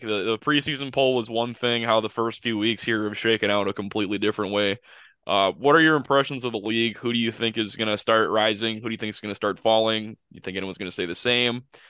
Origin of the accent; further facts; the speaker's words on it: Grand Rapids, Michigan, United States; I'm from the Grand Rapids area